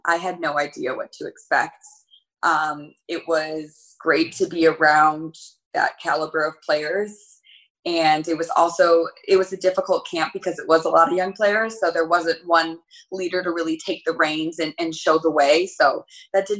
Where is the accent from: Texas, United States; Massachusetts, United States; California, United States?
California, United States; Elk Grove; I grew up in Elk Grove